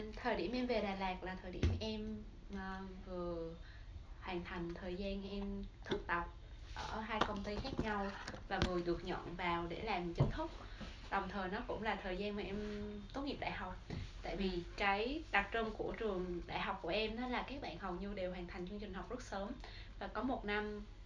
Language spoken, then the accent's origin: Vietnamese; Da Lat, Lam Dong, Vietnam; Em rất là được sinh ra và lớn lên tại Đà Lạt